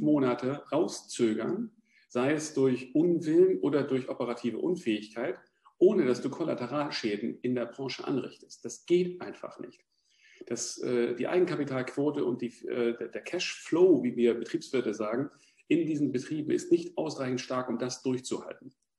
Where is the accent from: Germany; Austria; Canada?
Germany; jetzt komme ich aus der Nähe von Hamburg